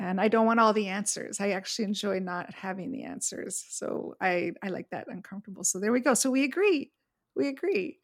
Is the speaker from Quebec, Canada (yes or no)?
yes; Montreal, Quebec, Canada; moved away as an adult; now in Palm Springs, United States; But I grew up in Montreal, where we had very clear, distinct four seasons